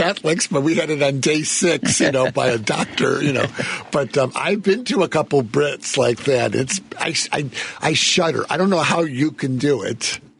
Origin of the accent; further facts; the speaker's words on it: Skokie, Illinois, United States; growing up in Skokie, most of my friends were Jewish.